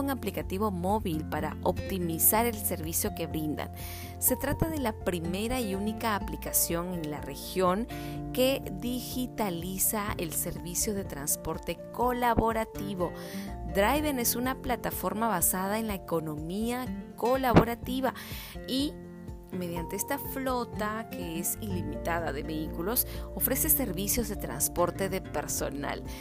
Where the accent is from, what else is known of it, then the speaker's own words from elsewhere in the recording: Peru; nos hemos unido como peruanos